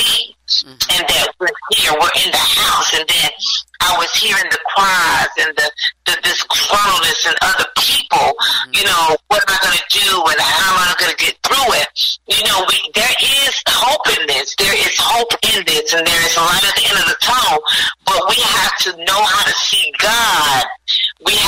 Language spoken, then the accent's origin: English; Gastonia, North Carolina, United States; also born or lived in Charlotte, North Carolina; I'm originally from Gastonia, North Carolina, which is just down the street from Charlotte. So I grew up there